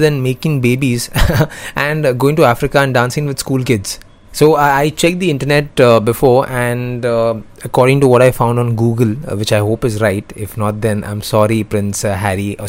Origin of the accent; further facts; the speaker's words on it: India; I'm from India